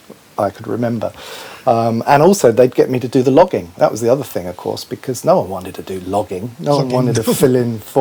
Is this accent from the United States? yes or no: no; Cornwall, South West England, United Kingdom; I grew up in Cornwall